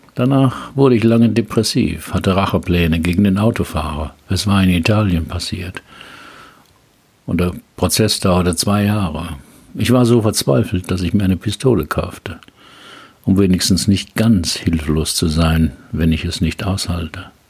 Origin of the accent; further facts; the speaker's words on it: Heidelberg, Baden-Württemberg, Germany; Heidelberger Schloss, meiner Geburtsstadt